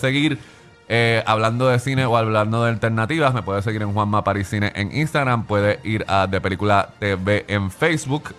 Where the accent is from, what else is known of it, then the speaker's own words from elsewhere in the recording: Puerto Rico; yo soy de Puerto Rico